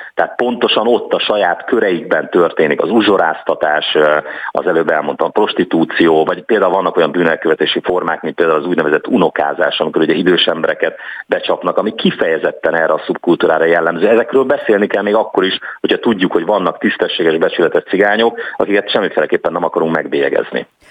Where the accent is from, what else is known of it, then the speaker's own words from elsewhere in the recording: Szeged, Csongrád-Csanád, Hungary; also born or lived in Ásotthalom; Szegeden, ahol születtem